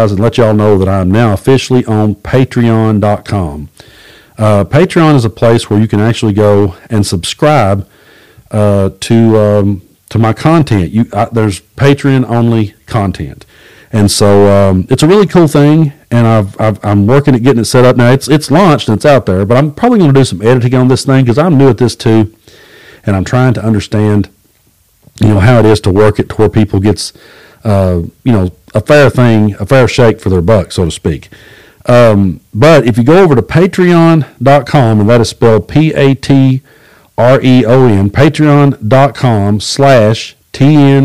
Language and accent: English; Middlesboro, Kentucky, United States; also born or lived in Tennessee / Cumberland Gap; So I was born on the Tennessee side. I grew up on the Kentucky side in the town of Middlesbrough